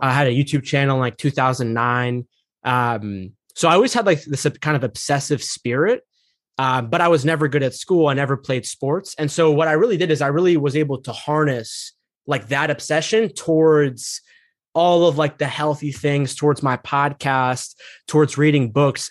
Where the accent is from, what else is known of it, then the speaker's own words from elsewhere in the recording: United States; I'm not really in touch with, like, my Egyptian roots, like, I grew up here in America.